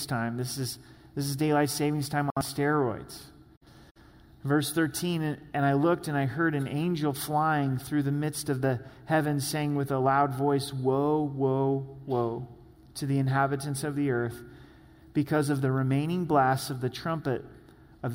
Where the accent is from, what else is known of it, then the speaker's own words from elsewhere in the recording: the Northwest, Pacific Northwest, United States; moved away; I grew up in the Northwest